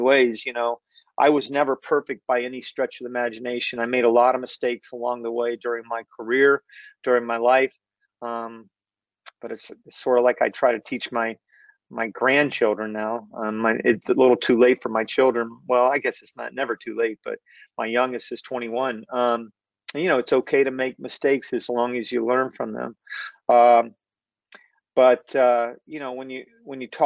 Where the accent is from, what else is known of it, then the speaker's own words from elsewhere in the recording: Winter Haven, Florida, United States; I grew up in Winter Haven